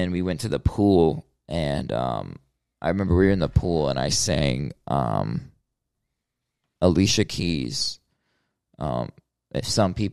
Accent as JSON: {"language": "English", "town": "Hollywood", "region": "Florida", "country": "United States", "tie": "born or raised there", "said": "that's where I was born, um, Hollywood, Florida."}